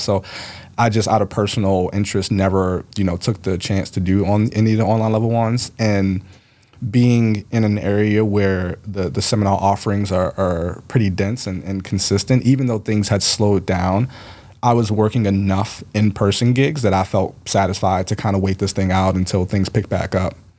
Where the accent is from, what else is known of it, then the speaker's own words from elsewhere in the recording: Baltimore, Maryland, United States; I grew up in Baltimore.